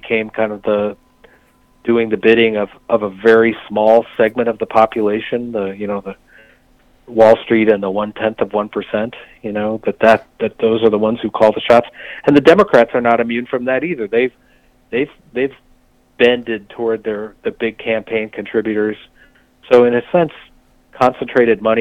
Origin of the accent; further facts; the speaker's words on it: Michigan, United States; I grew up in Michigan